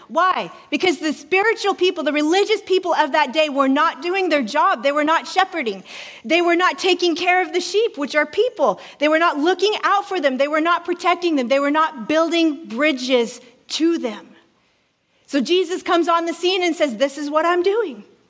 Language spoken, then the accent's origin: English; Alaska, United States; moved away; I'm originally from Alaska